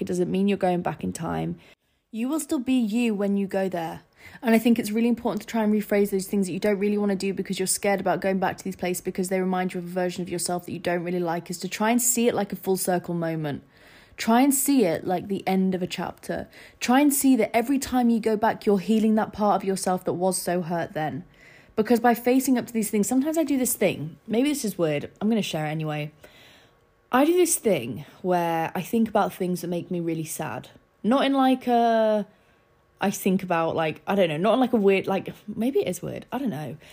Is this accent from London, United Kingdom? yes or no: no; Scarborough, Yorkshire and the Humber, United Kingdom; born or raised there; moved away as an adult